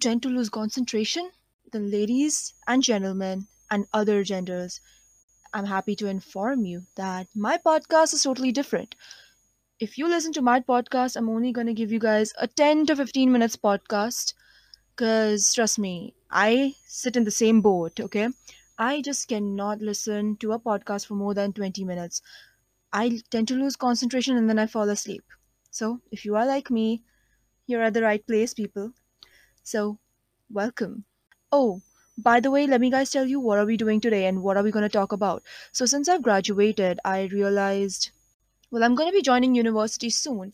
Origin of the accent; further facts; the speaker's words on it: India; I am an Indian, 17 years old